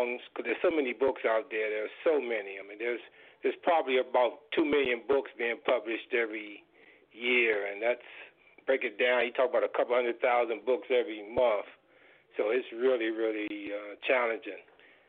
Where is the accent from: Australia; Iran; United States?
United States; Washington, District of Columbia; I was born and raised in Washington, D.C.